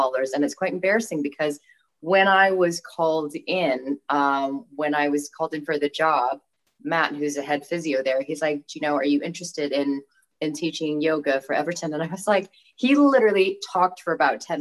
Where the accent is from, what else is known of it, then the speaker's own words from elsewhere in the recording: Bangkok, Thailand; also born or lived in California, United States; now in Chester, United Kingdom; I was born in the States, in California, but I moved to Thailand when I was 3. So I consider myself fully Thai. I grew up in Thailand